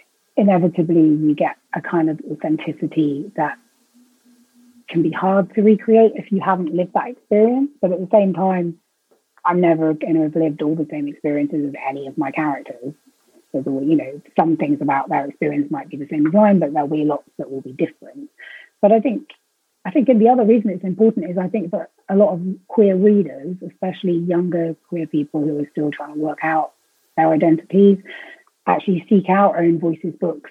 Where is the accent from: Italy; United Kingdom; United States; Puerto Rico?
United Kingdom; I'm a British, as you can probably tell, author of queer romance.